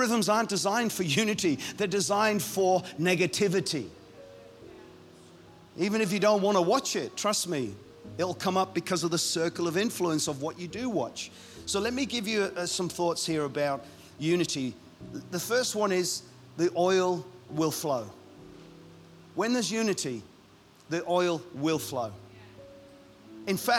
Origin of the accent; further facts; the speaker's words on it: Ireland; I'm Irish